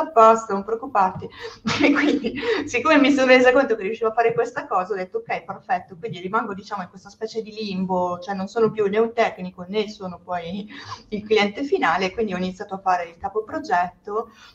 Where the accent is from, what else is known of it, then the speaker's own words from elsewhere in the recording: Sicily, Italy; also born or lived in Trentino / Milan; now in Dubai, United Arab Emirates; sono siciliana sono poi andata a vivere in Trentino dove tra le altre cose ho studiato